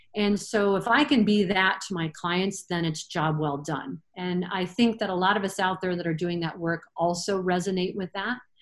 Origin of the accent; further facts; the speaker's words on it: Michigan, United States; moved away as an adult; now in Colorado, United States; I was born and raised in Michigan, so it was a natural fit to go to Michigan State